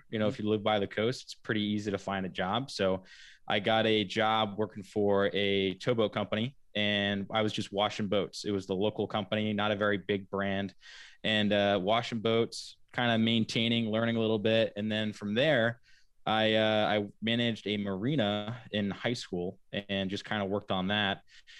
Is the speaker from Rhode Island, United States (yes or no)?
yes; Wickford, Rhode Island, United States; also born or lived in Laguna Beach, California / Florida; I've been fortunate to grow up on Wickford Harbor, and you know, moved around. I was born in Laguna Beach, California, and then, which is right on the water as well, and then lived in Florida, right outside of St. Augustine, for a little while.